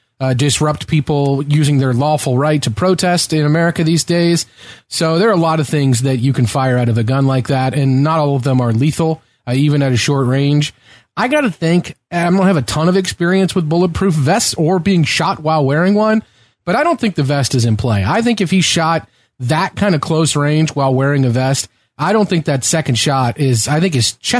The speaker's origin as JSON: {"language": "English", "region": "Kentucky", "country": "United States", "tie": "born or raised there", "said": "growing up in Kentucky"}